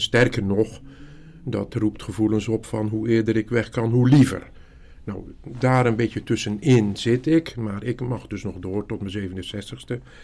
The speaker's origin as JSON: {"language": "Dutch", "region": "Zeeland", "country": "Netherlands", "tie": "born or raised there", "said": "ik kom uit Zeeland, dat is misschien goed om te weten. Een klein dorpje, zestienhonderd mensen aan de boorden van de Oosterschelde. Wij woonden achter de Oosterscheldedijk."}